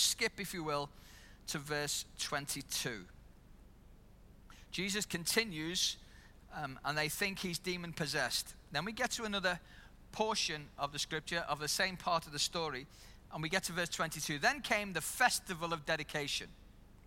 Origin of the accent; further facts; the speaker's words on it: Liverpool, North West England, United Kingdom; moved away as an adult; now in New Zealand; I'm from Liverpool